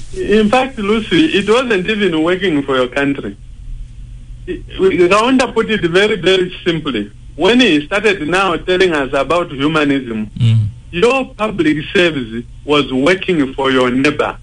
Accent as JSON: {"language": "English", "area": "Namaira, Mazabuka", "region": "Southern Province", "country": "Zambia", "moved": "as an adult", "said": "I was from Namaira in Mazabuka"}